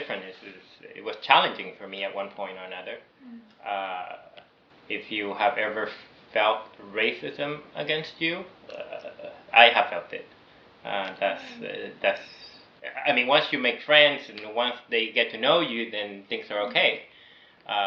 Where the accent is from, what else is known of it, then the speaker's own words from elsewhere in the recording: Venezuela; moved away; also born or lived in New York; somehow they took me back to Venezuela, and I grew up there.